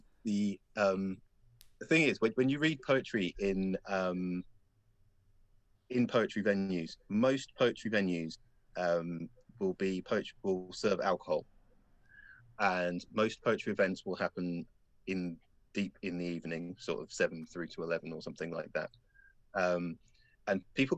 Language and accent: English; London, United Kingdom; Growing up black in London